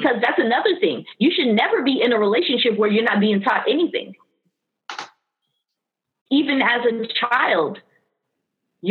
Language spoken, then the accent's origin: English; Miami, Florida, United States; born or raised there; also born or lived in Queens, New York